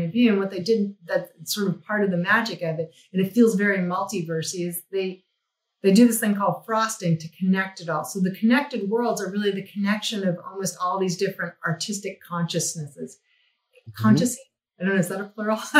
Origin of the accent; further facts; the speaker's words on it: New Mexico, United States; moved away; I came from New Mexico. I studied fine art in New Mexico.